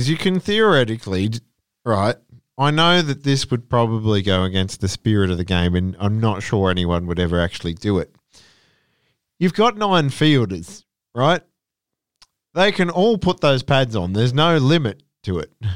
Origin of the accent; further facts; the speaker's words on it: Australia; as an Australian